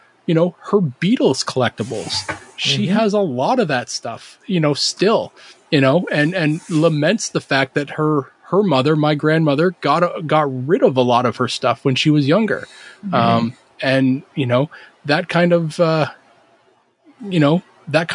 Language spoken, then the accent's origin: English; Canada; I'm Canadian